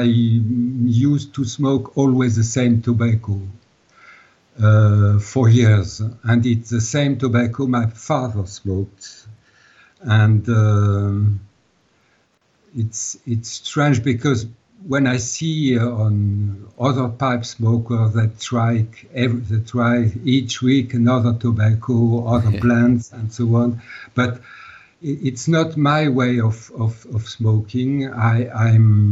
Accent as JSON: {"language": "English", "town": "Strasbourg", "region": "Grand Est", "country": "France", "tie": "born or raised there", "first_language": "Alsatian German dialect", "second_language": "English", "said": "I was born in Strasbourg. Strasbourg is at the border of the German border, and I was born here, And I always lived here."}